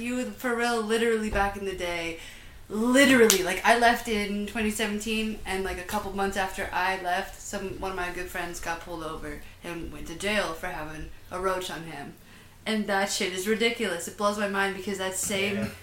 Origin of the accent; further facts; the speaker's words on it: Huntsville, Alabama, United States; a little town called Huntsville, Alabama